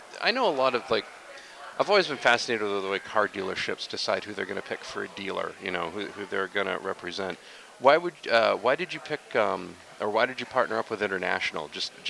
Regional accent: Dixfield, Maine, United States; yes, I grew up in Dixfield, yeah.

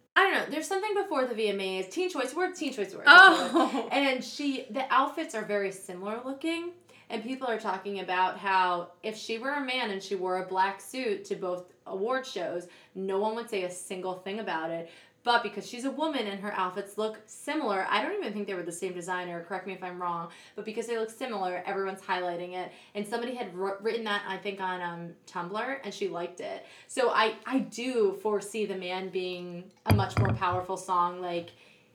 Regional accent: New York City, New York, United States; I was born in Brooklyn. Oh, yeah. I've never moved outside of the city.

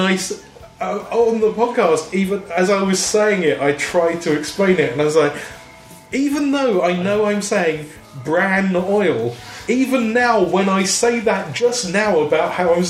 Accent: London, United Kingdom; accent: South London; I'm from South London.

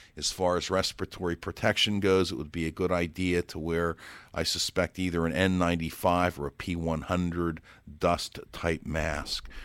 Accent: Pittsburgh, Pennsylvania, United States; I'm from Pittsburgh, Pennsylvania, and most of the houses there would be brick construction

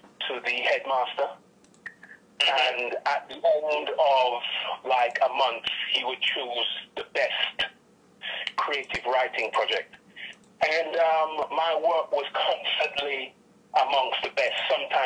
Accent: Jamaica; moved away; also born or lived in United Kingdom; I was born in the United Kingdom. Parents were in the UK for quite some time, about 25, 30 years, and they decided that they wanted to go home. So obviously I was young, so I left with them from the United Kingdom and back to Jamaica. So I went to primary school there, high school there, and college in Jamaica

